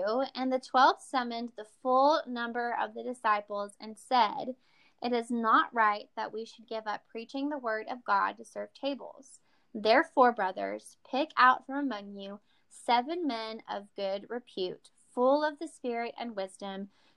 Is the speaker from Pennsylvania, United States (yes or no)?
no; East Texas, United States; you can tell I'm from East Texas.